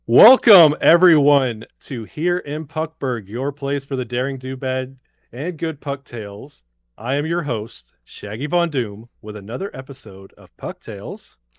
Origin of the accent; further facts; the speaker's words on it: Birmingham, Alabama, United States; I grew up in Birmingham, Alabama.